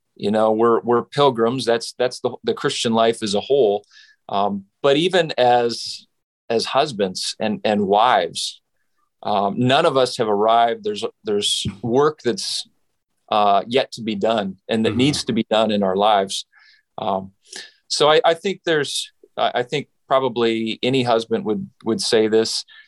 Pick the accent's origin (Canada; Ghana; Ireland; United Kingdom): Canada; Saskatchewan; now in United States; I grew up in Western Canada. So I am from Saskatchewan.